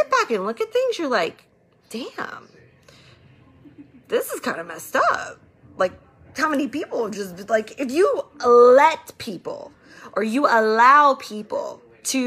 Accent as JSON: {"language": "English", "town": "Tampa", "region": "Florida", "country": "United States", "tie": "born or raised there", "said": "I grew up in Tampa. I know all of Tampa"}